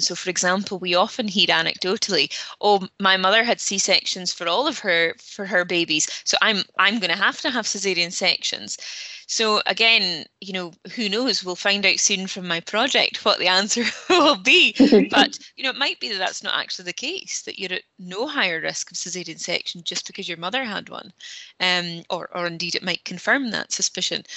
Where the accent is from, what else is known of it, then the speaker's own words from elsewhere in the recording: Peterhead, Scotland, United Kingdom; now in Aberdeen, United Kingdom; I'm from Peterhead and have lived and studied in Aberdeen um, most of my life.